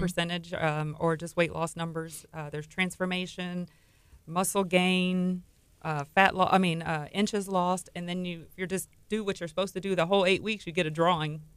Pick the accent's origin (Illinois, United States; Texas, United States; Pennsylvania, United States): Texas, United States; Texas City; I grew up in Texas City, born and raised in Texas City